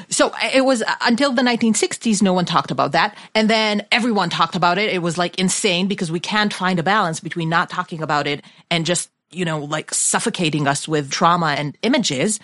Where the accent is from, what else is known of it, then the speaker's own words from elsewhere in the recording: Israel; I grew up in Israel